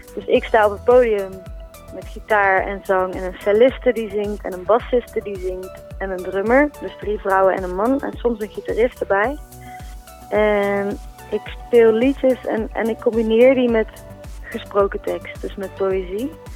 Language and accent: Dutch; Eindhoven, North Brabant, Netherlands; accent: zachte G; uit Eindhoven